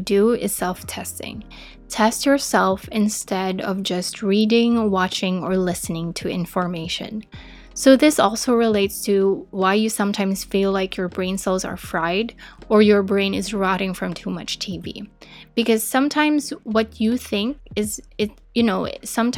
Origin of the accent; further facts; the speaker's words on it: Philippines; As a Filipina, I speak Tagalog and English and some dialects in the Philippines.